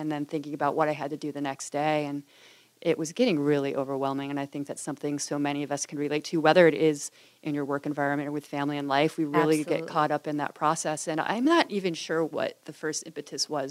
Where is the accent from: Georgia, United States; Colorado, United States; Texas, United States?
Colorado, United States; Boulder; moved away as an adult; now in California, United States; I grew up in Boulder, Colorado, where there's a large Buddhist community